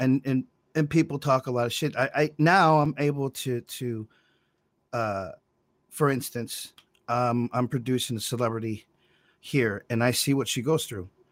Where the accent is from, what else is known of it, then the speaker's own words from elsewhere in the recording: Monroe, United States; I was born in Monroe